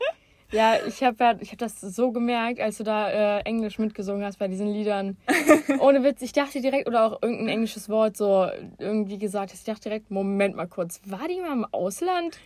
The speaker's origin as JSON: {"language": "German", "town": "Bottrop", "region": "North Rhine-Westphalia", "country": "Germany", "tie": "born or raised there", "said": "wo ich herkomme, ist es halt klar, weil ich niemals woanders gelebt habe als in Bottrop"}